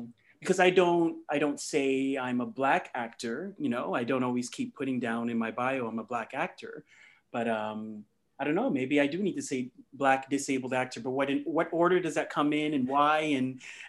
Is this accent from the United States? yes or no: no; Mississauga, Ontario, Canada; also born or lived in Ghana; I'm from Ghana, and that's where my parents are from. And but I pretty much grew up here in Mississauga in Toronto